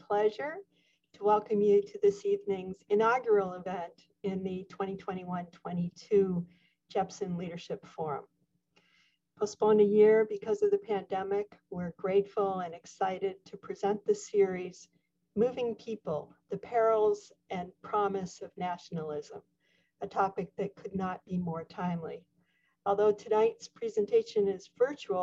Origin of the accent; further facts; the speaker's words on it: Canada; now in United States; As a Canadian living in the United States, one who was unable to visit my home country for more than 20 months during this pandemic